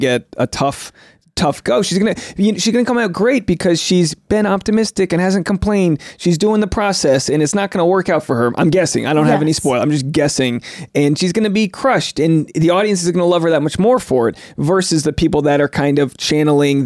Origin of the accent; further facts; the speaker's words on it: New England, United States; I'm from New England, but I'm like white trash